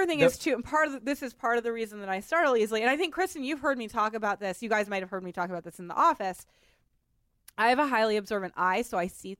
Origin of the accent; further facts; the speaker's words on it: Boston, Massachusetts, United States; I'm from Boston.